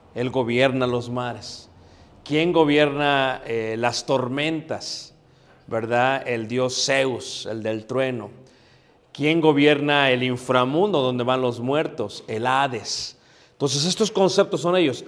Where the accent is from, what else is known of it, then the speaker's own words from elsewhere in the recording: Mexico City, Mexico; donde me crié, en Coyoacán, en Ciudad de México